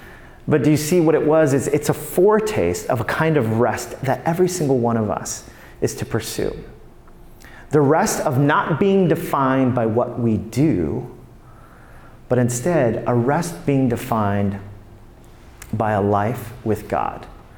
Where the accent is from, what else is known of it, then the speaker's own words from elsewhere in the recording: New York, United States; Now, there's a part of me that as a New Yorker, I'm like, oh, that is so legalistic.